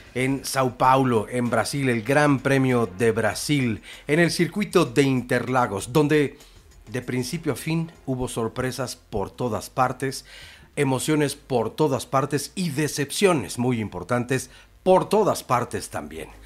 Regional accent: Mexico; cómo somos los mexicanos

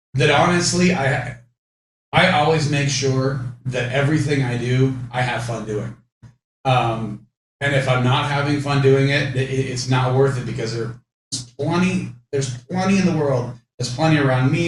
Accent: Orange County, California, United States; I grew up in Orange County

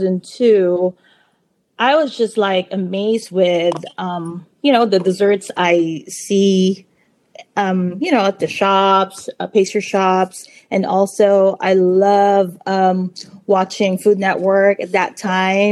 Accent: Philippines; now in California, United States; I was born and raised in the Philippines

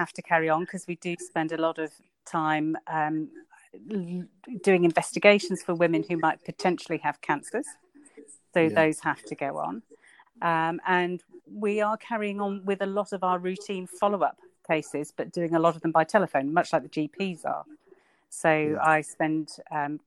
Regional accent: Northampton, East Midlands, United Kingdom; moved away as an adult; also born or lived in London; now in Ilkley, United Kingdom; I grew up in Northampton

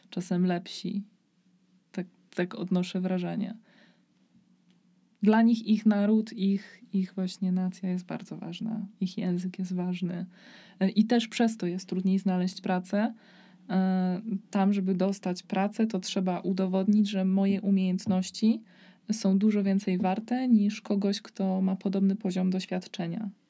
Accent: Poland; przez to, że pochodzę z Polski, to będzie mi trudniej znaleźć pracę oraz e, że e, moja edukacja jest mniej warta przez to, że pochodzę z Polski

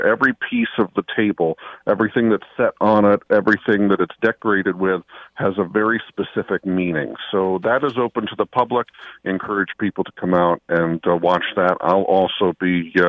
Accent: New York, United States; I am a New Yorker at heart

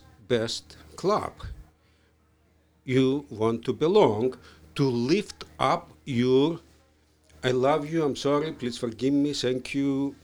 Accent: Virginia, United States; born there; Oh, because I was born in Northern Virginia. I was born in in Northern Virginia area.

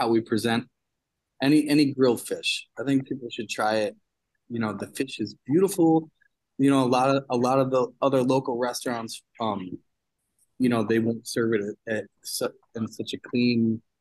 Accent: Cooperstown, New York, United States; From Cooperstown, New York. It's upstate New

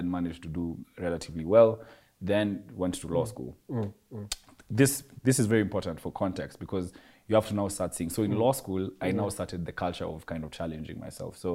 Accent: Nairobi, Kenya; also born or lived in Eastlands (Umoja), Nairobi; growing up in South Sea

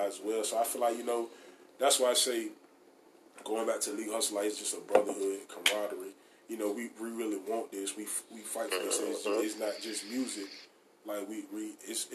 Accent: Norfolk, Virginia, United States; born and raised in Norfolk, man. You know, shit, I had grew up out Crown Point

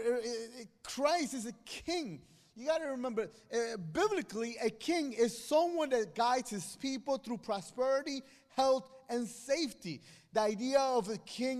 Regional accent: Guatemala; moved away; I come from Guatemala, and Guatemala is a small country next to Mexico.

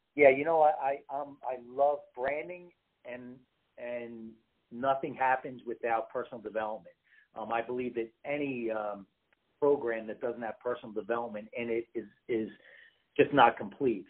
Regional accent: East Coast, United States; moved away; I'm originally from the East Coast

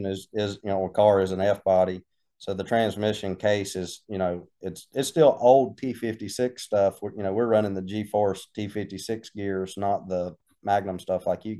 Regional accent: Mount Airy, North Carolina, United States; we're from Mount Airy, and Mount Airy's Mayberry

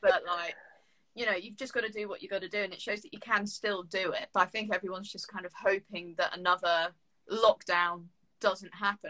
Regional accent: Jersey; moved away as an adult; now in United Kingdom; I'm from Jersey

